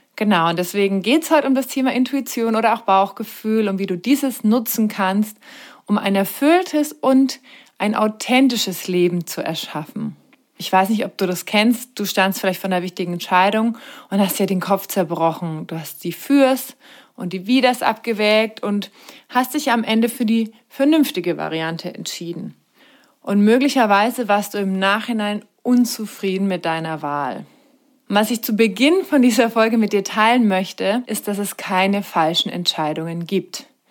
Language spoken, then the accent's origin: German; Germany; bei uns in Deutschland